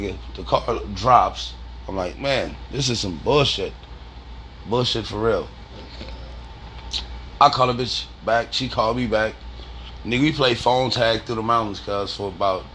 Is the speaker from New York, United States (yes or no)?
no; California, United States; I'm from Cali